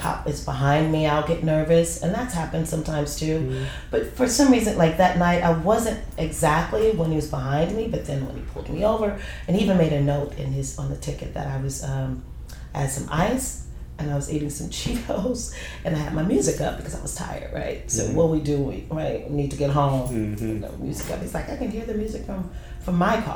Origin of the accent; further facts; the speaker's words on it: San Francisco, California, United States; moved away; I'm from San Francisco, so it's lit up everywhere